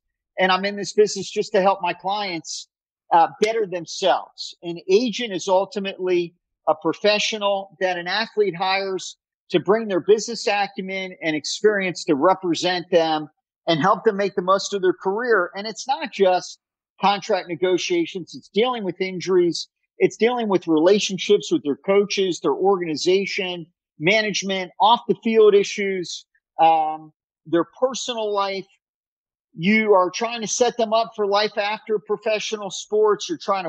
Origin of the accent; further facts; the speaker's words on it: Miami, Florida, United States; Growing up in Miami, I didn't get married till my mid-40s.